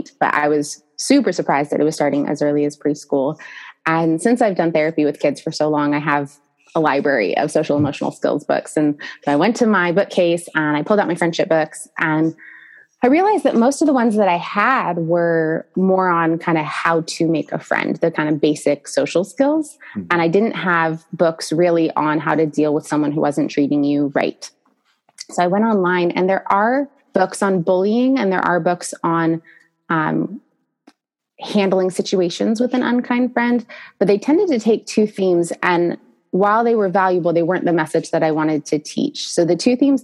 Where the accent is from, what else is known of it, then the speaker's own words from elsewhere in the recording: San Diego, California, United States; we are living in San Diego, California, which is my hometown